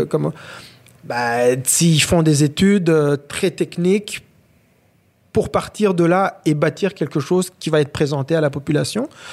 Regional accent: Rwanda; also born or lived in Africa; now in Quebec, Canada; Je suis un Québécois aujourd'hui, mais je suis aussi Rwandais.

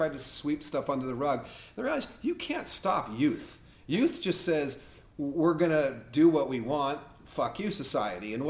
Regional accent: Westminster, California, United States; I lived in Westminster, right? Westminster, Fountain Valley border

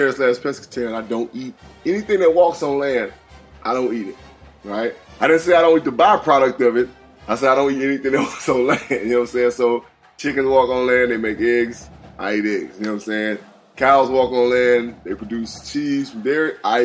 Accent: the South, United States; also born or lived in Mississippi; I'm from the South

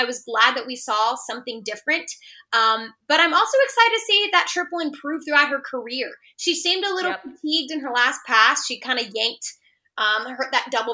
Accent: Texas, United States; I'm a Texan

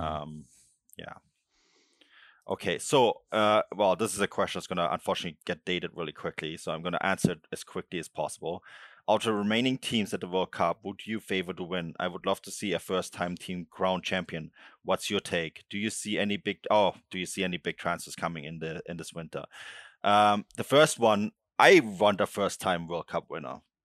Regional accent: Munich, Bavaria, Germany; moved away; also born or lived in Berchtesgaden; I grew up in Munich, but a lot of my family lives on the border to Austria in, uh, in Berchtesgaden

